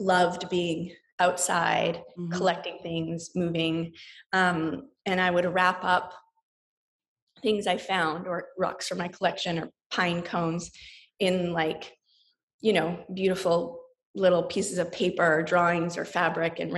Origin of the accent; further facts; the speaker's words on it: Saskatoon, Saskatchewan, Canada; also born or lived in Ann Arbor, Michigan; now in San Francisco, United States; I grew up for most of my life in Saskatoon, or my childhood in Saskatoon, Saskatchewan.